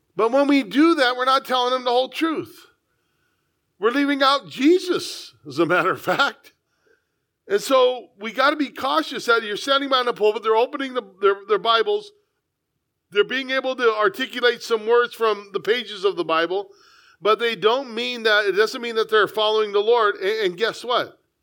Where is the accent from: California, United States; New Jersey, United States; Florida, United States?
California, United States; San Diego; I was born here, I love it. Born in the, the finest city in the United States